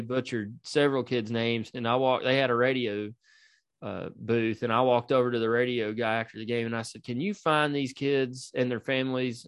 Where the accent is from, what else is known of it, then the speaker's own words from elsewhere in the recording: East Knox County, Tennessee, United States; we're all from East Knox County